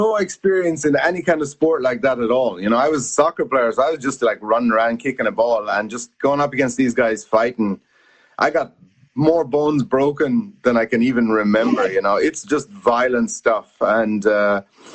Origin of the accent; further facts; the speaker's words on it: Ireland; moved away as an adult; also born or lived in United States / Italy; now in Japan; I'm Irish